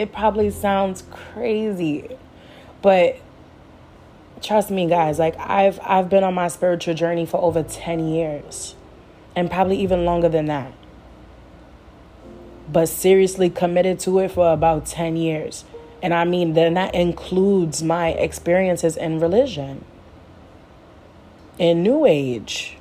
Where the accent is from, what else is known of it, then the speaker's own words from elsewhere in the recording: Jamaica; I'm Jamaican